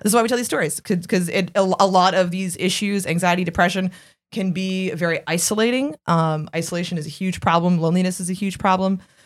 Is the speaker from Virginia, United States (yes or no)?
yes; Arlington, Virginia, United States; moved away as an adult; also born or lived in Washington, D.C.; now in New York, United States; I am born and raised in Arlington, Virginia, and Washington, D C, and I moved to New York in two thousand seven